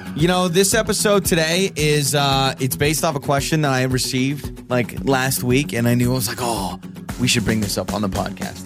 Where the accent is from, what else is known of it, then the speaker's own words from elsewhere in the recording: Idaho, United States; I've been born and raised in Idaho, and I've lived in Idaho my entire life